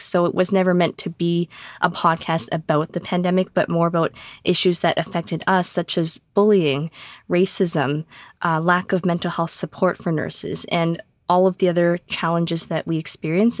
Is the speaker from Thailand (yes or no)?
no; Canada; I am in Ontario, Canada. I was born in Canada.